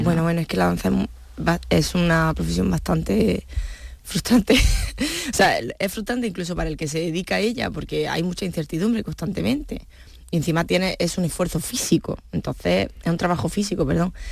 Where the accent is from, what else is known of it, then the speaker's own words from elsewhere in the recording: Granada, Andalusia, Spain; yo como granaína o como andaluza